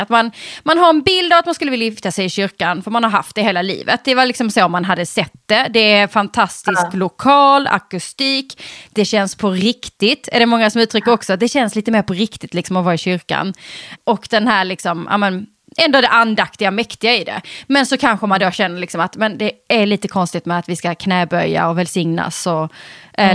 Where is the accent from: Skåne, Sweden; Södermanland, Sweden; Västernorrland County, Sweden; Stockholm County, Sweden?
Skåne, Sweden; Eslöv; i Eslöv där jag kommer ifrån